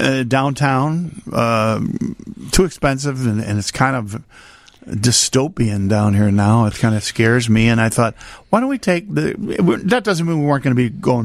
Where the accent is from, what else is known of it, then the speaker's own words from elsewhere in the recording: Chicago, Illinois, United States; I'm from Chicago.